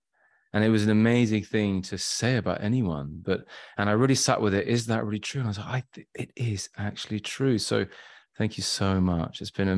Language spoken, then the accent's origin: English; Shrewsbury, West Midlands, United Kingdom; born there; I was born in Shropshire, Shrewsbury, and then, which is in the middle of England, sort of on the west side.